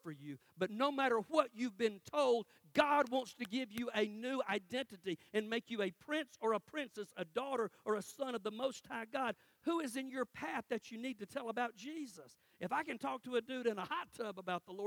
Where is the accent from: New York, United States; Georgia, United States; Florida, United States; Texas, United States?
Georgia, United States; Cordele; moved away; I'm in my hometown in Cordell